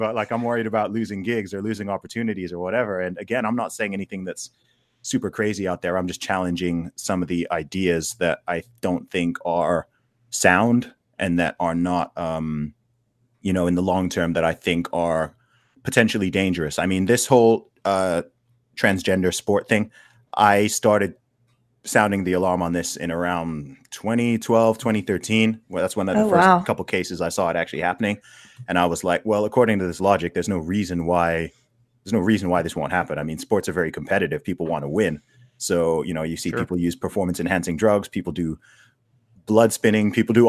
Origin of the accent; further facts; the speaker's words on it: Saudi Arabia; also born or lived in England, United Kingdom; So in terms of where I'm from, I mean, I was born in the UK, in England. I grew up in the Middle East, in Saudi Arabia. I went to school there for a while, which is why I don't really sound English.